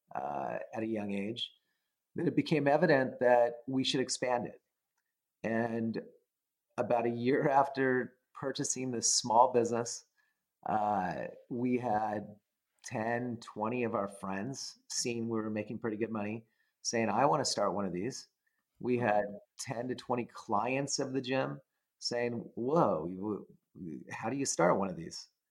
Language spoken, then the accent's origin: English; California, United States; I uh, was a, a normal person growing up in California